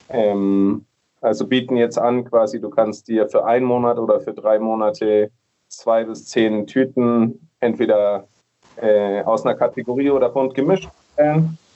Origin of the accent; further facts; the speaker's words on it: Nuremberg, Bavaria, Germany; now in Medellín, Colombia; ich komme eigentlich aus Nürnberg, aus Deutschland. Ich habe ein Kaffeeunternehmen, was quasi die ganze Kaffeewelt so ein bisschen mit abdeckt. Ähm, bin mittlerweile in Medellin, Kolumbien.